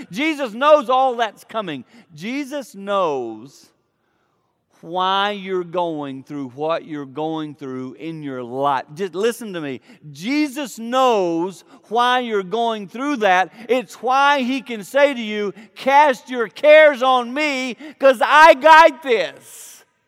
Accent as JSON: {"language": "English", "area": "Blue Ridge foothills", "region": "the Carolinas", "country": "United States", "tie": "born or raised there", "said": "I grew up in the Carolinas in the foothills of the Blue Ridge Mountain"}